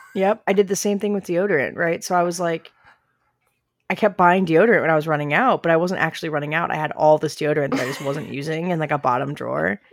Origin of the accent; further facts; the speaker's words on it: Southern Illinois, United States; I'm from Southern Illinois, so I think I'm Southern